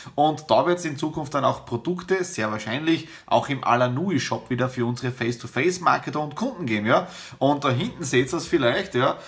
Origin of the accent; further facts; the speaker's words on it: Austria; bei uns in Österreich